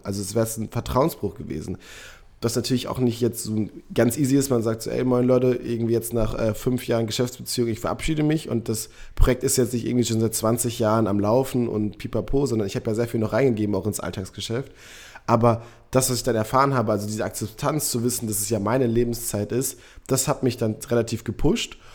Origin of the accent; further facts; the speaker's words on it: Münster, North Rhine-Westphalia, Germany; moved away; ich bin in Münster geboren, aufgewachsen